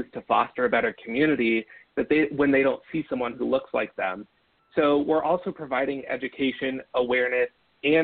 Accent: Northern California, United States; I grew up in Northern California where, you know, hunting was our

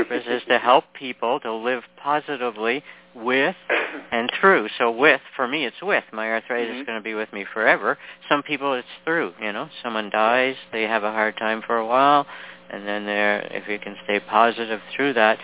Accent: Canada; also born or lived in Toronto; a fellow Canadian. I'm in Toronto

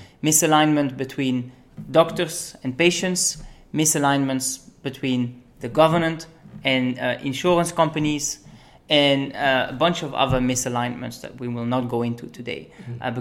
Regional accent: Belgium; moved away as an adult; also born or lived in United Kingdom / Argentina; now in United States; I come from Belgium. I was born in the UK, actually. And now I'm in the US.

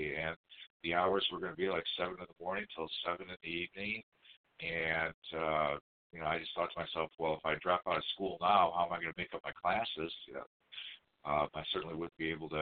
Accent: Livonia, Michigan, United States; also born or lived in Long Beach, California; I grew up in the suburb of Detroit, in the city of Livonia.

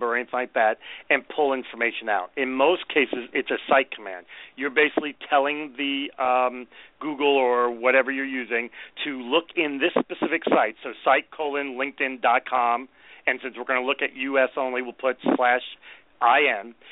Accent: New York, United States; I spent most of my life in New York

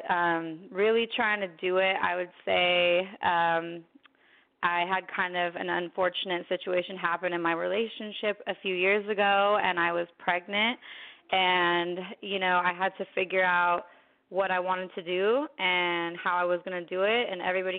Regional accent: San Francisco Bay Area, California, United States; moved away as an adult; also born or lived in Queens, New York / Santa Rosa, California; now in Los Angeles, United States; I'm calling from LA right now, but I'm originally from the Bay, which San Francisco Bay Area, all over it

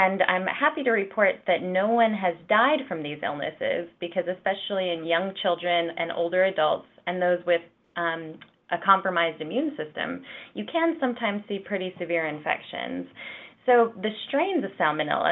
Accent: New Mexico, United States; moved away; also born or lived in Colorado; I'm actually originally from New Mexico in a really, really tiny rural area. I grew up in a ranch type background

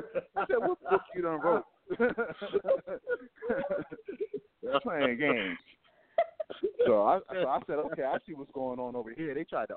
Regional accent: Bridgeport, Connecticut, United States; now in Atlanta, United States; I'm originally from Bridgeport, Connecticut.

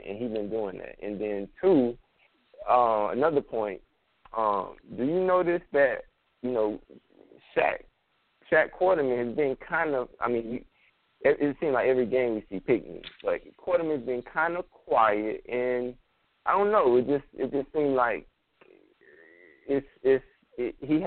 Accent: Miami, Florida, United States; also born or lived in Atlanta area, Georgia; now in Atlanta, United States; I'm in the 404, but I'm from Miami

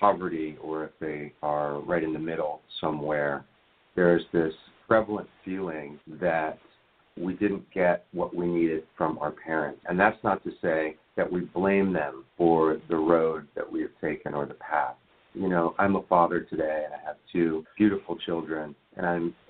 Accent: Washington, District of Columbia, United States; moved away; also born or lived in Venice Beach, California; I grew up in Washington, D.C., in Georgetown, and I was given all of the advantages

